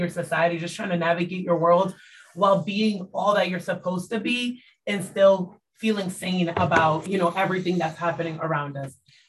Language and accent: English; Providence, Rhode Island, United States; I was born and raised in Providence. I'm Dominican and Puerto Rican, so I just speak loud all the time and really fast.